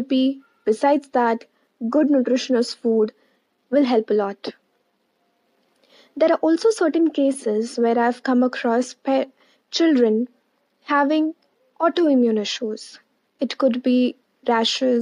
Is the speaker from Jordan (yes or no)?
no; India; I'm a nutritionist from India